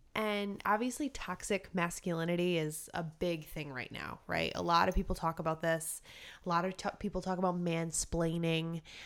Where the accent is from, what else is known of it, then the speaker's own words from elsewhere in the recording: Rhode Island, United States; we're from Rhode Island